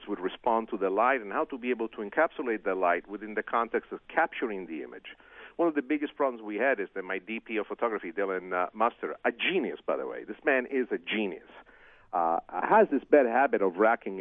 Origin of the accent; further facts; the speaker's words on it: Italy; first language Italian; English is a second language; moved away; my original language, Italian